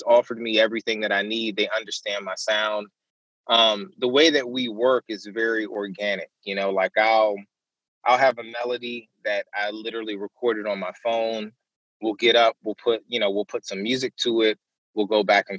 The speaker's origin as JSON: {"language": "English", "region": "Maryland", "country": "United States", "said": "I'm from Maryland"}